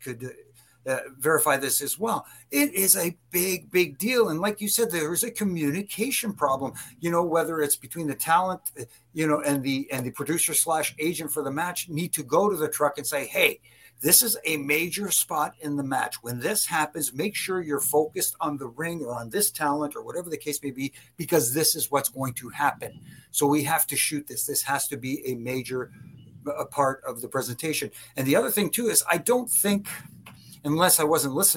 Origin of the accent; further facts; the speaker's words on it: Canada; I'm Canadian